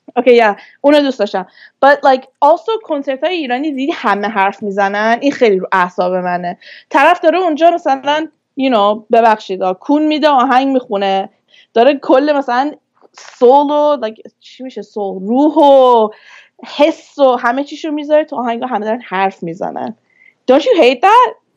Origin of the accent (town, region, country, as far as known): Vancouver, British Columbia, Canada; born or raised there; moved away as an adult; also born or lived in Turkey; now in Toronto, Canada